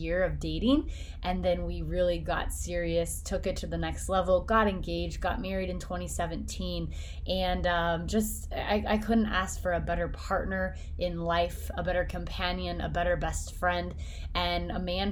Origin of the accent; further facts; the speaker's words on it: Flora, Indiana, United States; moved away; born and raised in Flora, Indiana